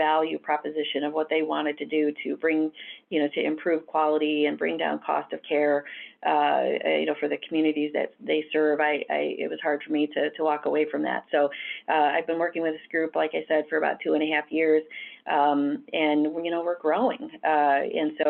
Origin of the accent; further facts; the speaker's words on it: Southwest Michigan, United States; I grew up in Southwest Michigan and started my career in nursing.